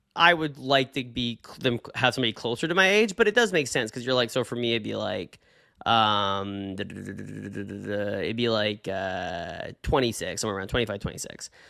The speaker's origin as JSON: {"language": "English", "town": "Bellingham", "region": "Washington", "country": "United States", "tie": "born or raised there", "said": "went to school in my hometown right here in Bellingham"}